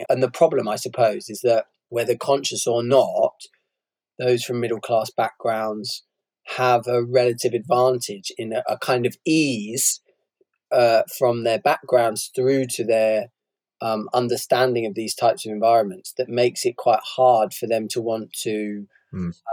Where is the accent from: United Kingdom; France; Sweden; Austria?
United Kingdom; Bristol, South West England; when I was growing up, I was brought up in Bristol, um, very class segregated city